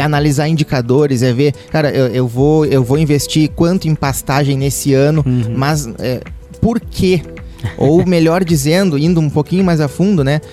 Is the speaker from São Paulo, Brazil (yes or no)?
no; Guaíba, Rio Grande do Sul, Brazil; eu sou gaúcho, natural de, é, do município de Guaíba